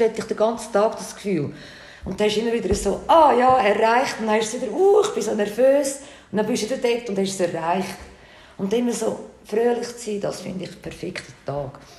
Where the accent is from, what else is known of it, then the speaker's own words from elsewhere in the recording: Switzerland; Ich bin Schweiz.